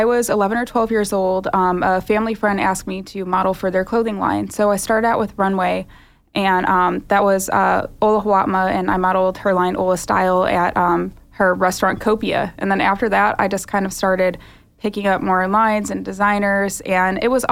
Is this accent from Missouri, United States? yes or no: yes; St. Louis, Missouri, United States; I was born in St. Louis